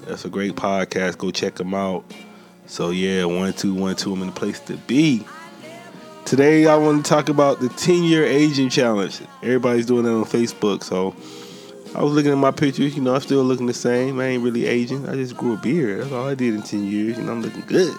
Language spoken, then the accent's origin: English; Columbus, Mississippi, United States; moved away as an adult; also born or lived in San Diego, California; now in Oceanside, United States; He from the same hometown as me. I'm from Columbus, Mississippi. But I've been in San Diego like this past 10 years